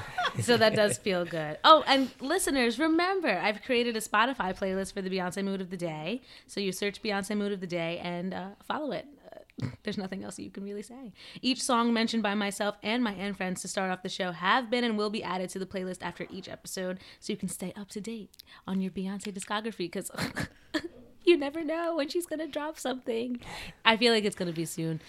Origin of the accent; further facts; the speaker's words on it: New Jersey, United States; accent: Jersey; I have like a Jersey accent